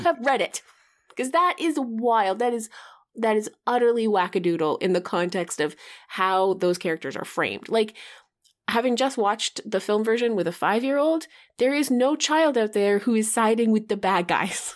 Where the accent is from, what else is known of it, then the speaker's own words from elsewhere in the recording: Canada; growing up in Canada